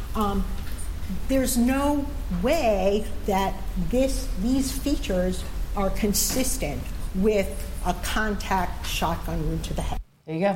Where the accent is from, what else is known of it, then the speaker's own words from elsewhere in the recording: Walterboro, South Carolina, United States; I'm from Walterboro